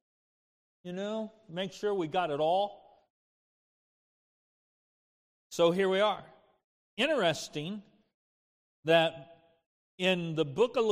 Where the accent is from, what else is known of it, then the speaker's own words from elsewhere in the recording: Kansas, United States; I grew up in Kansas, playing in the dirt, making mud pies